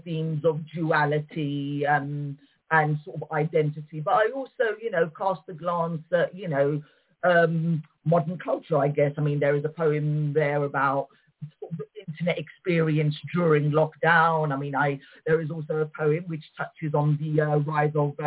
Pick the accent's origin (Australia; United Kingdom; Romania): United Kingdom; London; as my parents were Moroccan immigrants and I was born in London. So, I mean, I grew up with a traditional Moroccan upbringing and I speak the language